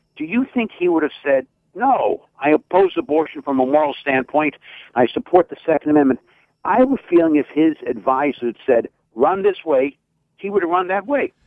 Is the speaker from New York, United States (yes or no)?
yes; New York City, New York, United States; now in Westchester County, United States; I grew up 10 miles from Donald Trump in Queens County. I live 10 miles from Hillary Clinton in Westchester County